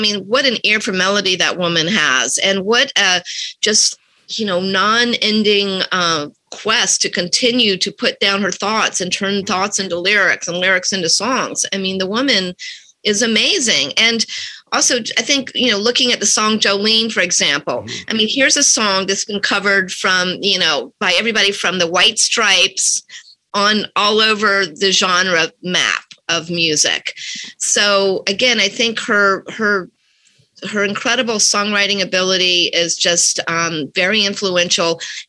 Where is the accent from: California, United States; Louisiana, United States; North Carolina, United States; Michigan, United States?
North Carolina, United States; moved away as an adult; now in New York City, United States; I grew up, because I'm old, I grew up listening to AM radio in North Carolina.